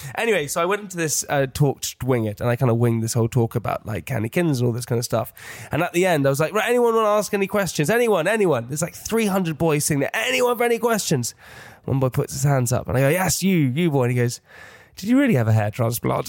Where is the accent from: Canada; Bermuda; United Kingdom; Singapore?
United Kingdom; England; as an English person